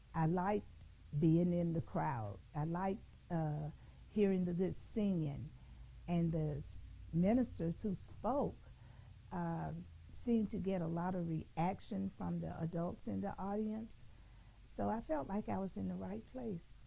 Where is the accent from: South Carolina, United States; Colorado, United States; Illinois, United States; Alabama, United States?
Alabama, United States; Birmingham; growing up in Birmingham, I grew up in a segregated society